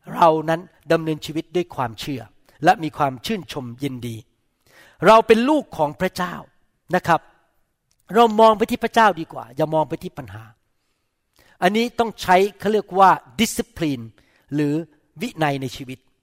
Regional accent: Thailand; ผมโตข ึ้นมาในประเทศไทย

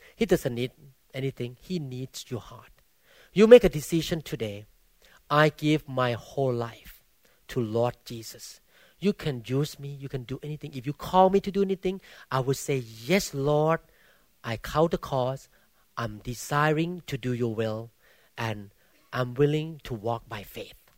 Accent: Thailand; English is a second language; now in United States; I came from Baptist background in Thailand

